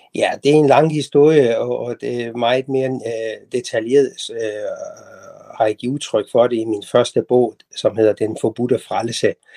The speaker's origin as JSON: {"language": "Danish", "town": "Tehran", "region": "Tehran Province", "country": "Iran", "tie": "born or raised there", "moved": "as an adult", "lives_now": "Denmark", "said": "jeg er født og vokset op i Teheran i Iran"}